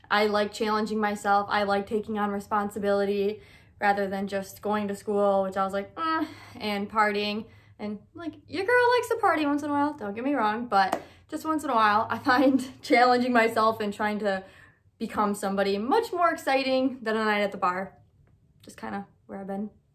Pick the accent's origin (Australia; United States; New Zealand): United States; Michigan; moved away as an adult; now in Illinois, United States; I'm originally from Michigan when I was just twenty-two